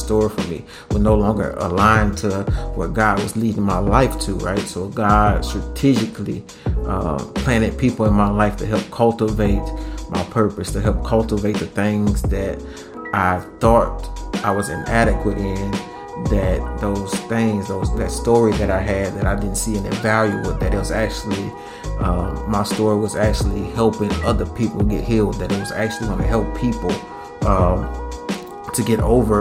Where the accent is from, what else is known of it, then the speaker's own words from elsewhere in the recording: Louisiana, United States; we're from Louisiana